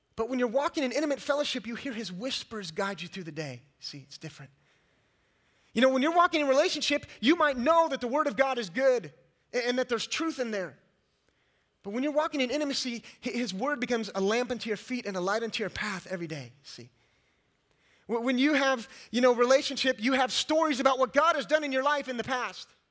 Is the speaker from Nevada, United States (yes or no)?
no; California, United States; moved away as an adult; also born or lived in East Texas; I was raised in California and, uh, and lived most of my life. I got a Californian, all right.